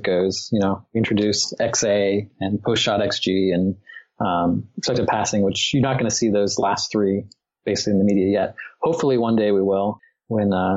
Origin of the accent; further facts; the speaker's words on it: Columbus, Ohio, United States; I grew up in Columbus